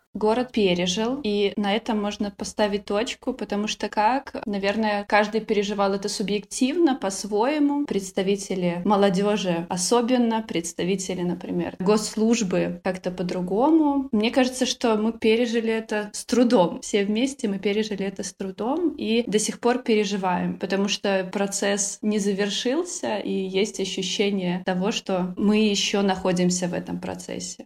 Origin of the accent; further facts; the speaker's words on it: Vitebsk, Vitebsk Region, Belarus; наше расположение Витебска, да мы граничим с Россией